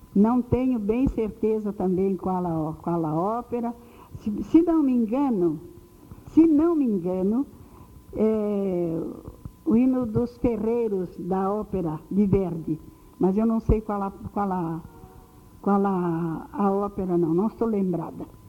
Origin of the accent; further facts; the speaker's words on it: Espírito Santo do Pinhal, São Paulo, Brazil; now in Rio de Janeiro, Brazil; do Espírito Santo do Pinhal, onde eu nasci